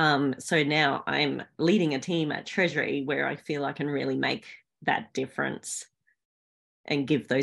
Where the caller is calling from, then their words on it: Australian Capital Territory, Australia; I'm joining you from Ngunnawal country